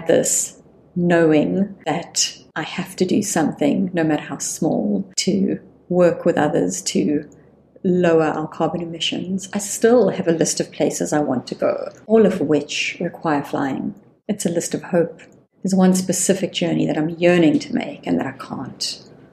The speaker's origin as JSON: {"language": "English", "country": "South Africa", "said": "as a South African sitting in South Africa"}